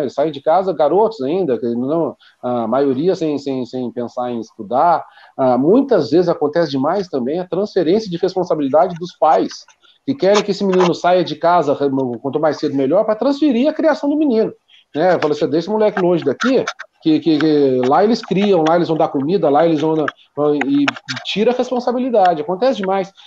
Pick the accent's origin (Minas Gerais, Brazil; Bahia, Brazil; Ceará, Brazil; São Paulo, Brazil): São Paulo, Brazil; Taubaté; eu sou de Taubaté, eu moro em Taubaté.